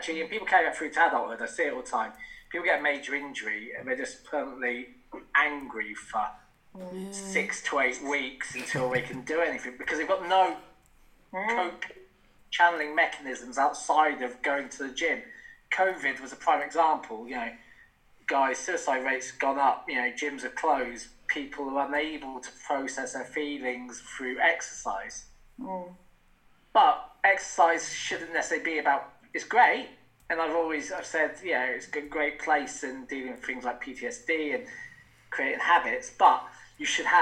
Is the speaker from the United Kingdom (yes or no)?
yes; Wales, United Kingdom; I'm from Wales, actually. And just up along the valley, actually. Not so not far from Cardiff